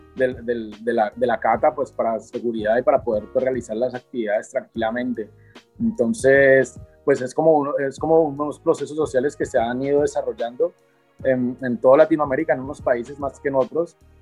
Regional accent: Cali, Valle del Cauca, Colombia; yo soy de aquí de Cali.

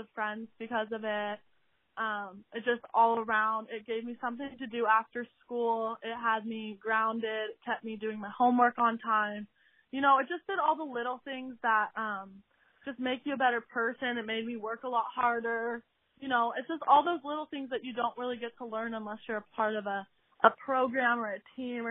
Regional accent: Corvallis, Oregon, United States; I'm from Corvallis, Oregon. I played at Crescent Valley High School

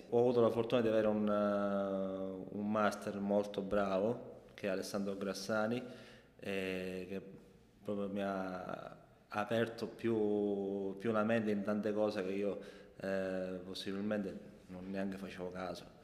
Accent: Sicily, Italy; siccome sono molto legato alla Sicilia, in particolare al mio paese, ero molto contento che si aveva una, una visibilità molto ampia

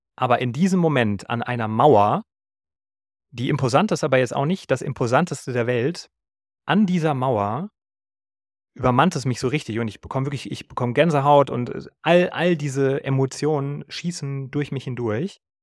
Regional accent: Germany; ich kann nichts dafür, wo ich geboren wurde, aber ich bin nun mal Deutscher

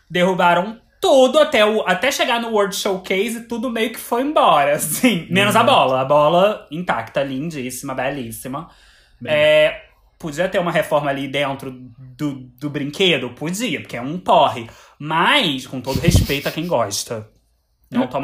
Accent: Brazil; Mas a gente é, é brasileiro, né?

